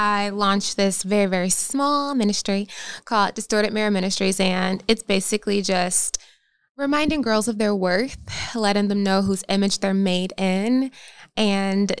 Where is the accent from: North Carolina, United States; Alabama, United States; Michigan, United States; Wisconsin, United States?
North Carolina, United States; moved away as an adult; also born or lived in Philadelphia, Pennsylvania; now in Los Angeles, United States; born in Philadelphia, raised in North Carolina, and then I went back to Philadelphia for college.